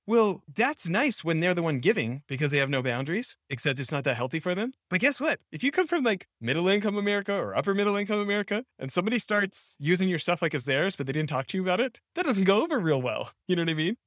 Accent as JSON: {"language": "English", "country": "Canada", "tie": "born or raised there", "said": "I grew up in Canada"}